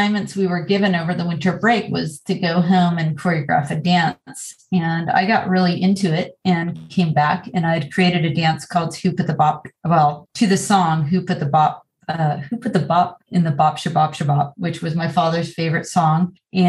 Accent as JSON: {"language": "English", "region": "Connecticut", "country": "United States", "tie": "born or raised there", "said": "I'm from Connecticut. I'm from a really small town and grew up in the middle of the woods"}